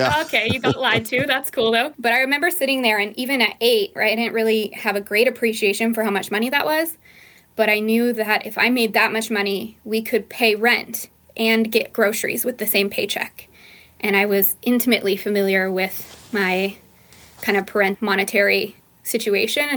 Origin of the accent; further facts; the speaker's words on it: Lancaster, California, United States; also born or lived in San Diego; I'm born and raised in Lancaster, California, which is part of the Mojave Desert